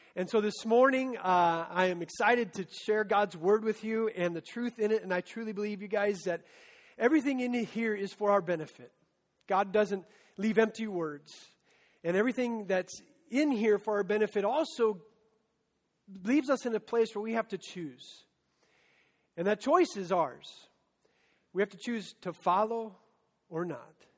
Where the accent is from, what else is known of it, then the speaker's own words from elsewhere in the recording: Story City, Iowa, United States; when I was 16, I was part of a high school ministry in my hometown of Story City